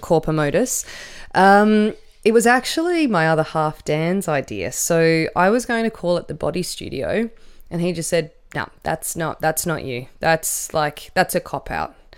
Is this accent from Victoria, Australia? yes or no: no; Canberra, Australian Capital Territory, Australia; I grew up with in Canberra.